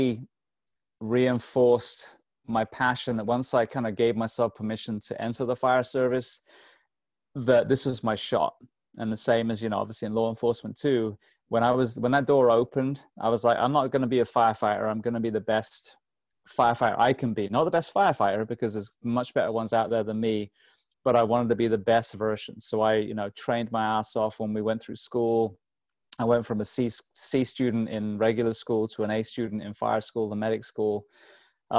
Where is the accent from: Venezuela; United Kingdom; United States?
United Kingdom; England; I grew up in England